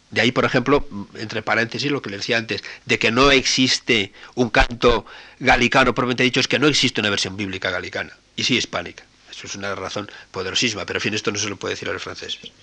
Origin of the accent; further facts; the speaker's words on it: Spain; cuando salimos fuera de España